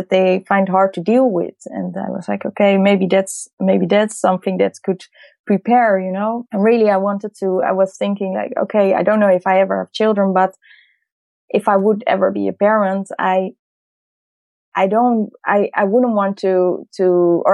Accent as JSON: {"language": "English", "town": "Amsterdam", "region": "North Holland", "country": "Netherlands", "tie": "born or raised there", "said": "I'm from Amsterdam. I was born in Holland"}